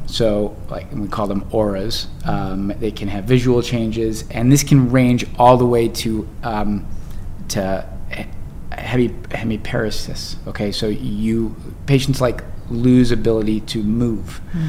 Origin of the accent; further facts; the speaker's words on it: Bowie, Maryland, United States; Maryland, outside of DC.